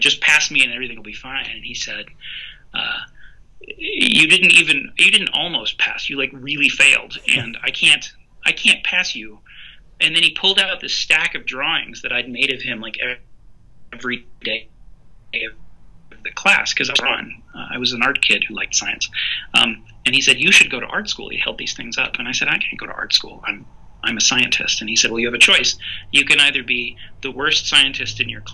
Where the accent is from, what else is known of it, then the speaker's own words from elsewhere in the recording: Montreal, Quebec, Canada; I grew up in Montreal, Canada.